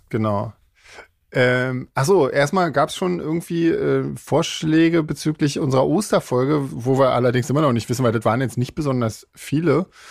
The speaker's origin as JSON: {"language": "German", "country": "Switzerland", "said": "bei uns in der Schweiz"}